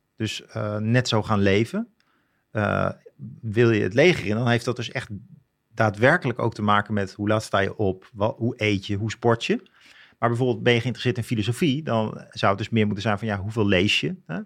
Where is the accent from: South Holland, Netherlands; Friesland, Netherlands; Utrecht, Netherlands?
Utrecht, Netherlands; Leusden; ik ben opgegroeid in zo'n bloemkoolwijk in Leusden.